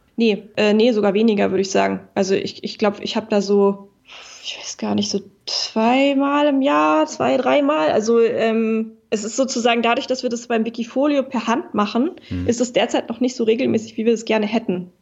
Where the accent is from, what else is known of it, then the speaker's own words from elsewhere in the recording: Berlin, Germany; Berlin ähm, ist äh, meine Heimat. Ich komme mhm. aus Berlin, ich liebe Berlin